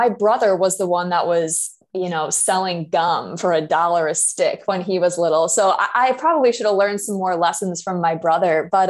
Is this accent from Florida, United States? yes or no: no; Chicago, Illinois, United States; also born or lived in Indiana; I am originally. Yeah. I went to school in Indiana, did a bunch of traveling around the world, and then landed back here in Chicago.